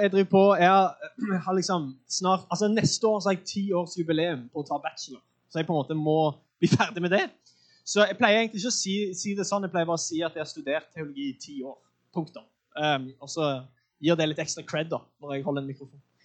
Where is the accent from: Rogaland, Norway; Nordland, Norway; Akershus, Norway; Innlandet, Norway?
Rogaland, Norway; Sandnes; jeg er fra Sandnes